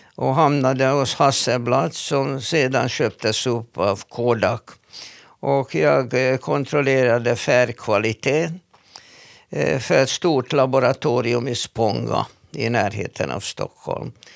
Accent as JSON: {"language": "Swedish", "country": "Hungary", "tie": "born or raised there", "first_language": "Hungarian", "second_language": "Swedish", "moved": "as an adult", "lives_now": "Sweden", "said": "Jag är född i Ungern och äh, har uppvuxit där eh, och lyckades komma till Sverige när jag var nästan 30 år gammal"}